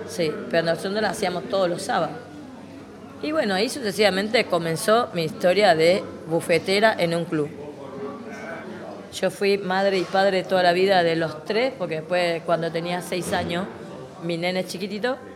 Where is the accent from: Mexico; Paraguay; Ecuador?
Paraguay; moved away as an adult; now in Buenos Aires, Argentina; Y después lo vine de Paraguay, que yo ya tenía conocimiento en Paraguay trabajando de esto. Entonces, yo lo que hice, dejé a mi marido encargado de la casa, supuestamente, y yo me vine para Buenos Aires